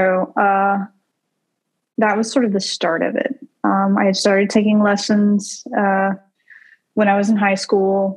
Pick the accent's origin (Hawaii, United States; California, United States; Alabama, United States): Alabama, United States; Centreville; moved away as an adult; also born or lived in Baltimore; I grew up in a little town called Centerville in Alabama